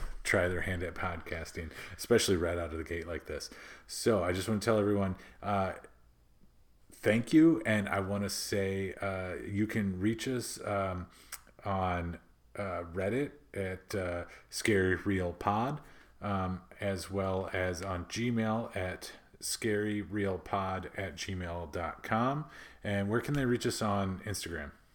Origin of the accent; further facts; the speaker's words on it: Midwest, United States; accent: Midwest; my Midwest accent just came out, like, super thick right there